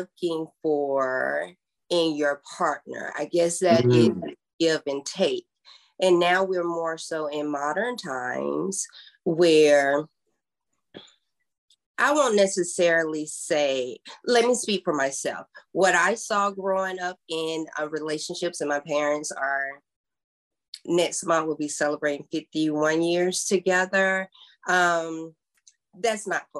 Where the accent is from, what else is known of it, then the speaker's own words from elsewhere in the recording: South Georgia, United States; I'm from South Georgia